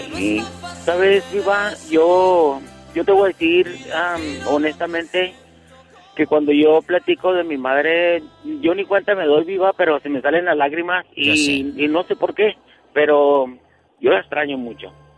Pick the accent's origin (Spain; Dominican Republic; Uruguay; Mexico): Mexico; Chihuahua; now in Roswell, United States; soy de Chihuahua